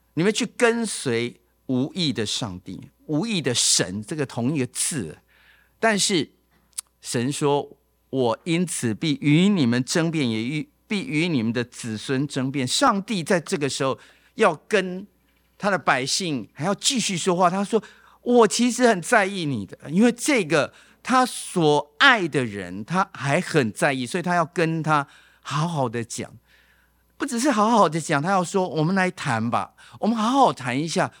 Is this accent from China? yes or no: no; Taipei, Taiwan; 我是台北长大的嘛